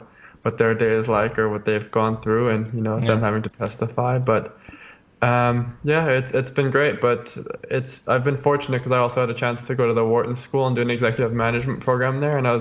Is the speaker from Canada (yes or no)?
yes; Calgary, Alberta, Canada; I was born in Calgary, Alberta, Canada, and that's where I am.